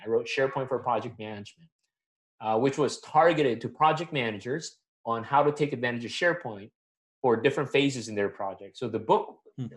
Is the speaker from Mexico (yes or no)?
no; Manila, Metro Manila, Philippines; moved away as an adult; also born or lived in Atlanta, Georgia, United States; now in United States; I'm born and raised in Manila, Philippines.